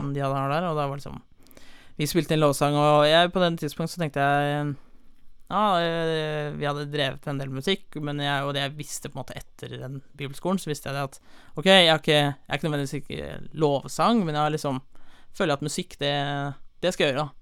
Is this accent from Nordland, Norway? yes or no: no; Holmestrand, Vestfold, Norway; also born or lived in Sandefjord; jeg er fra Sandefjord, eh, men jeg har vokst opp i Holmestrand